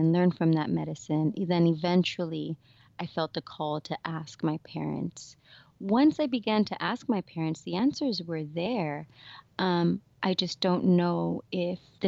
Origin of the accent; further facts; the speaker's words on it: South Gate, California, United States; I grew up in Southeast LA in a city called Southgate